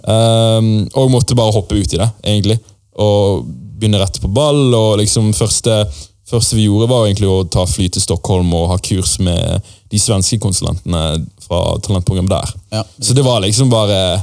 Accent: Bergen, Vestland, Norway; jeg vokste opp i et eh, mindre område, som het Skjold, eh, som ligger ganske nærmt Lagunen storsenter

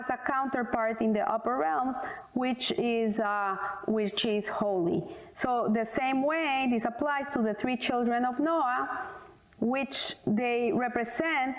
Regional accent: Colombia; I said, from Colombia

